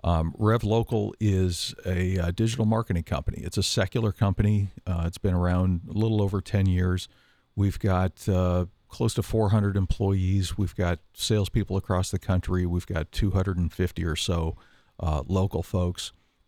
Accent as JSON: {"language": "English", "country": "Canada", "said": "we used to do pickup street hockey games because I'm from Canada"}